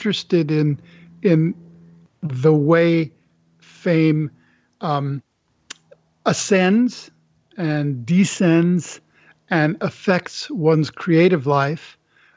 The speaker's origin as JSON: {"language": "English", "country": "Canada", "said": "I'm from Canada"}